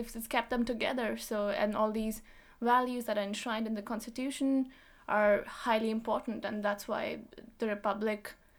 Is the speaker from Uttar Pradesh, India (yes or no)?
no; Punjab, India; this person is as much as an Indian as I am, as a Punjabi.